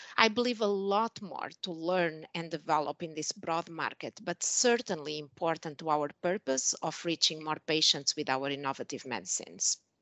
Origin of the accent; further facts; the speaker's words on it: Portugal; moved away as an adult; also born or lived in Switzerland / Germany / Spain / United States; now in Shanghai, China; I'm originally from Portugal